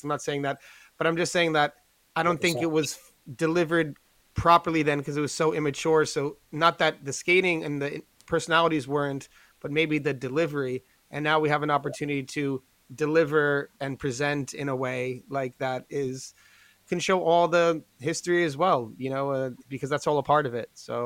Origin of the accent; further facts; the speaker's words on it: New York, United States; I'm from New York